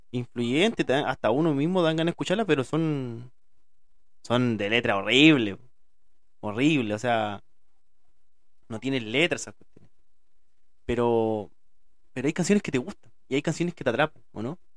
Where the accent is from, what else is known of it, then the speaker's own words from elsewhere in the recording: Chile; soy de acá de Chile y hablo como la juega